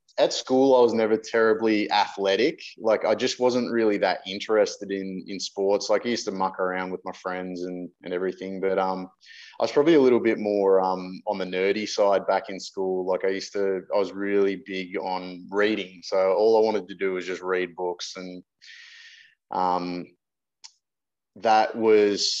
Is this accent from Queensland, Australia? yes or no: no; Penrith, New South Wales, Australia; Born and raised in Penrith.